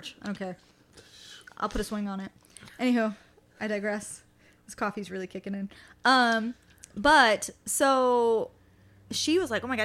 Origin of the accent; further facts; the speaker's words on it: Appalachia, United States; also born or lived in West Virginia; I am Appalachian